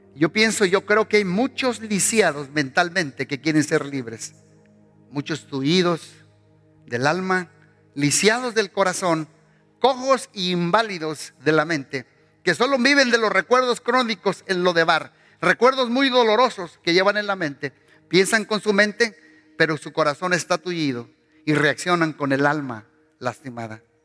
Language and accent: Spanish; Mexico; moved away; Salimos de México, pero México no salió de nosotros.